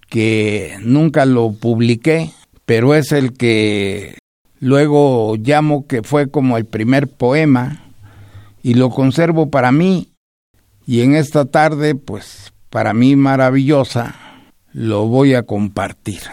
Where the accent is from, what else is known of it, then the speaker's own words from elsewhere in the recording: Mexico; mi país